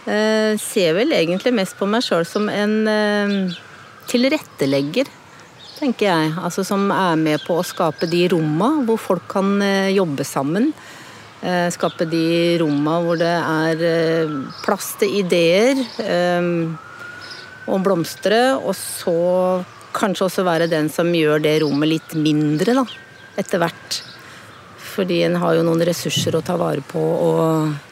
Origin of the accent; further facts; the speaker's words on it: Dal, Akershus, Norway; also born or lived in Råholt; Vokste opp på Dal og ungdomstida mi på Rålt.